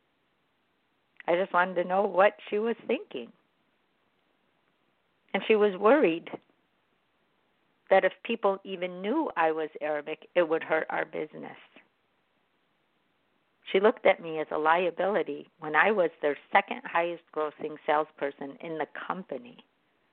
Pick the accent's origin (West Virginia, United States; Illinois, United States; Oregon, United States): Illinois, United States; Chicago; I was born in America, in Chicago